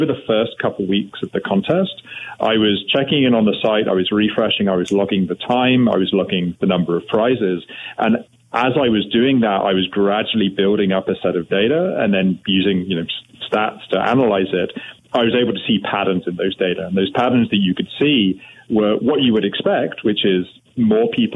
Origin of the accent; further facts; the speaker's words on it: United Kingdom; now in Canada; I'm now a Canadian. I want to stress that up front, but I'm originally from the UK.